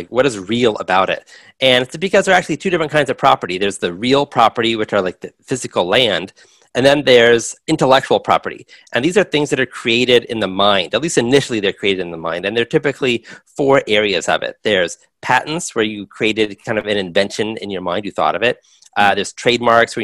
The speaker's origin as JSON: {"language": "English", "town": "Los Angeles", "region": "California", "country": "United States", "tie": "born or raised there", "said": "I grew up in Los Angeles"}